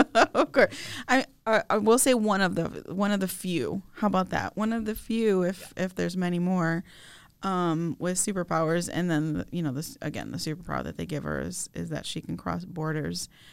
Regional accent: Chicago, Illinois, United States; We grew up in a metropolis in a huge city, Chicago

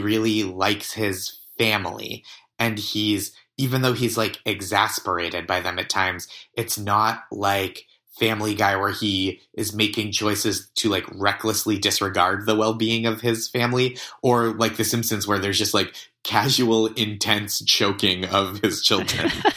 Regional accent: just outside Boston, Massachusetts, United States; the town that I grew up in just outside Boston

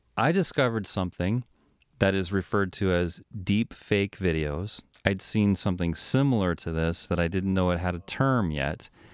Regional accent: Rhode Island, United States; moved away; I'm from Rhode Island

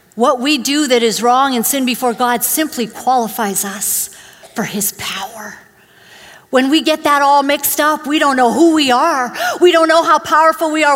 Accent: Vancouver, British Columbia, Canada; also born or lived in Uganda; when we came to, to Canada, I grew up in Glad Tidings Church, you know, just down the way

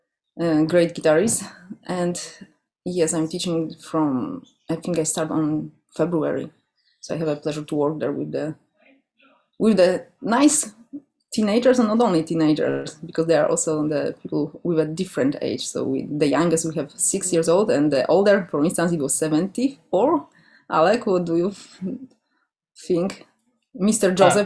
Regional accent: Poland; English is a second language; now in Vancouver, Canada; So I came 2 years ago and yeah, I came from Poland.

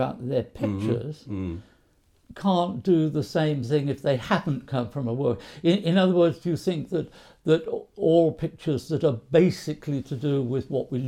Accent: Wales, United Kingdom; I am a lad from Wales, from a working class background in Wales

